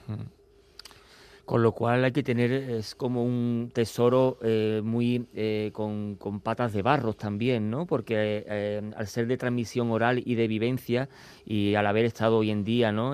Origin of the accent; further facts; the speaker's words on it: Andalusia, Spain; accent: Andalusian; moved away; nuestro acento, nuestro dialecto y nuestra habla andaluz